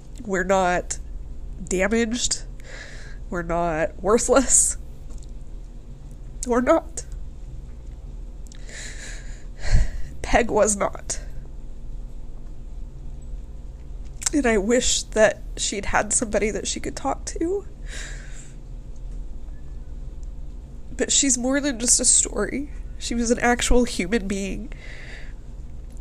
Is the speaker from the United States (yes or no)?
yes; Utah, United States; accent: Utah; my Utah accent